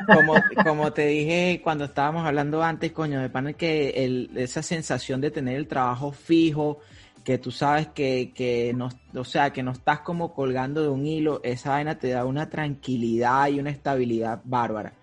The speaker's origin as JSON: {"language": "Spanish", "country": "Venezuela", "moved": "as an adult", "lives_now": "United States"}